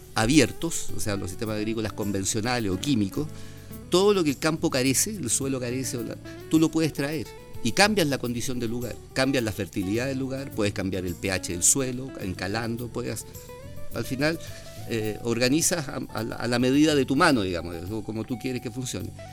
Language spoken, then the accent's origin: Spanish; Chile